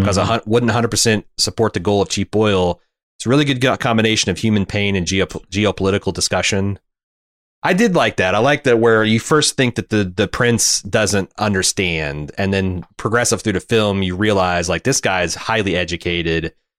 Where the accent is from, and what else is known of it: United States